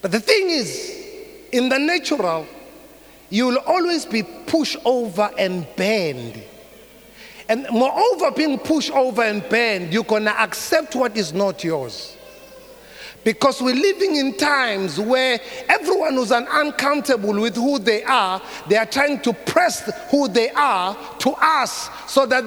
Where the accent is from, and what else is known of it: South Africa